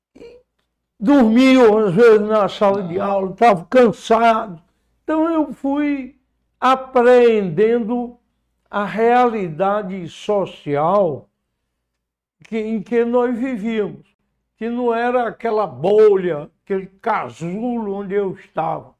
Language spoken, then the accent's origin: Portuguese; Fortaleza, Ceará, Brazil; onde eu nasci, foi em Fortaleza, como já disse, onde decorreu com alguns intervalos praticamente toda a minha existência